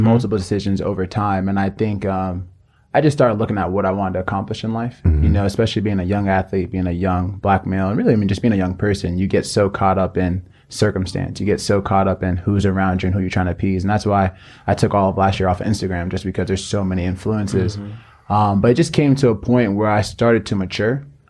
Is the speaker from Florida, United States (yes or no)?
yes; Florida, United States; But if you take it all the way back, I'm from Nigeria. I was actually born in the States.